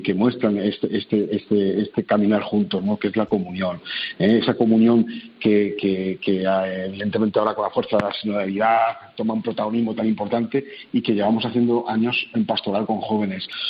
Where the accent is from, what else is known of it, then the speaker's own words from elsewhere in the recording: Spain; hemos hecho fuera de nuestro país, como españoles